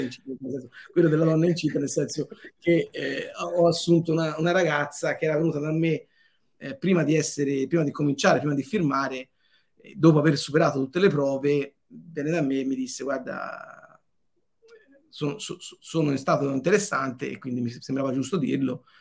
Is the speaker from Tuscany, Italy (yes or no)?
yes; Montelupo Fiorentino, Tuscany, Italy; 20 minuti da me eh, è nato Leonardo, a 20 minuti di qua è nato Dante, io sono nato nel mezzo